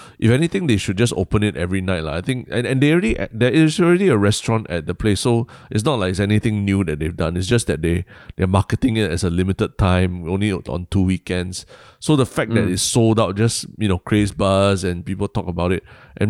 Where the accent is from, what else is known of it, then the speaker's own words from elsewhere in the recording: Singapore; so before I got really interrupted for being Singaporean